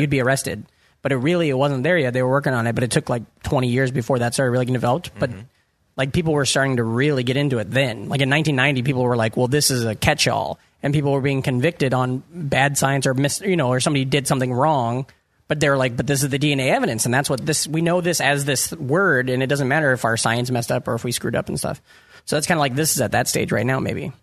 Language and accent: English; Iowa, United States; now in New York, United States; I'm from Iowa